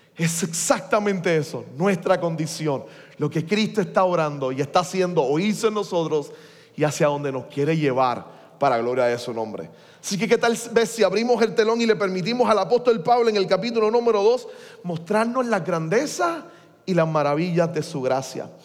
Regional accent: Puerto Rico; seguimos siendo iguales los puertorriqueños

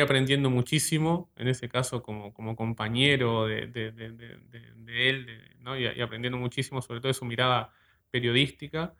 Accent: Ciudad de la Costa, Canelones, Uruguay; yo soy de, la ciudad de la costa, la actual ciudad de la costa, La Lagomar en realidad, en realidad siento como que, en realidad soy del balneario de Lagomar

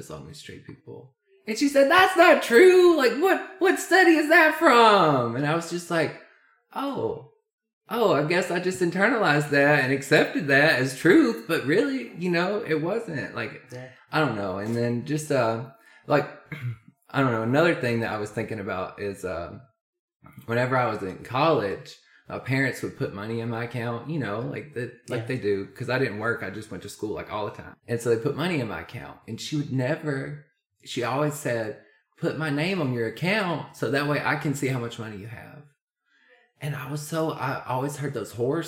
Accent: Arab, Alabama, United States; also born or lived in Grassy; I was going from Grassy to Arab, so it was sort of a small school into a bigger school.

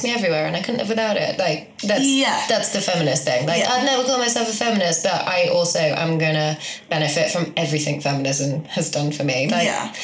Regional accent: Midlands, United Kingdom; now in London, United Kingdom; Live in London. Mm-hmm. Originally from the Midlands.

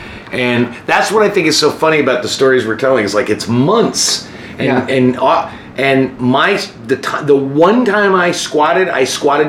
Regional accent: United States; moved away as an adult; also born or lived in Kansas / Arkansas / Chicago; I'm from Kansas and Arkansas. I've never been in the city.

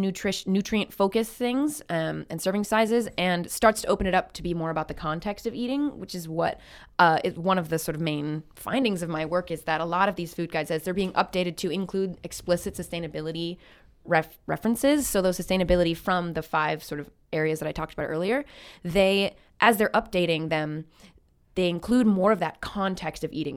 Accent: Midwest United States, United States; moved away as an adult; now in Canada; growing up in the United States

